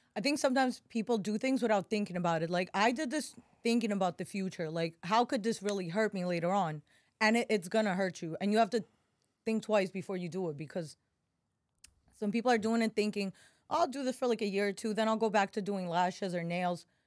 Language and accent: English; New York City, New York, United States; accent: New Yorker; moved away as an adult; also born or lived in Russia; now in Miami, United States; I grew up in Bryan Beach, right, well, right next to Coney Island